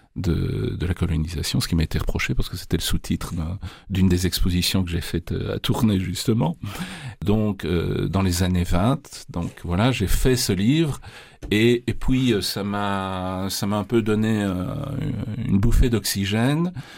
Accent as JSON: {"language": "French", "town": "Charleroi", "region": "Wallonia", "country": "Belgium", "tie": "born or raised there", "said": "je suis né à Charleroi. Donc, j'ai fait, euh, Je passais passé toute ma jeunesse à Charleroi"}